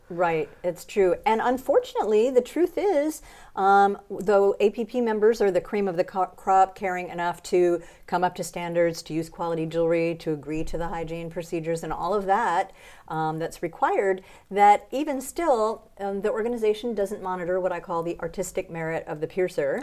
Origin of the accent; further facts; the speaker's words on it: United States; moved away as an adult; also born or lived in New Orleans; now in Mexico; I live in Mexico, even though I'm an American